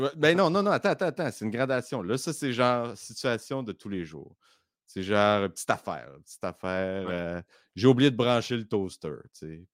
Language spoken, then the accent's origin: French; Baie-Comeau, Quebec, Canada; now in Montreal, Canada; je viens de la Côte-Nord